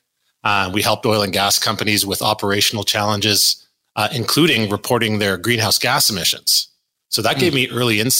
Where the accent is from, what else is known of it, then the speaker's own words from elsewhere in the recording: Calgary, Alberta, Canada; I grew up here in Calgary, Canada's energy capital